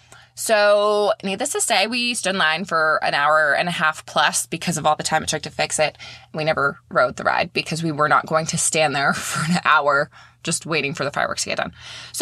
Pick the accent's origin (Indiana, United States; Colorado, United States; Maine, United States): Maine, United States; now in St. Petersburg, United States; I live in St. Petersburg, Florida now. I'm originally from Maine.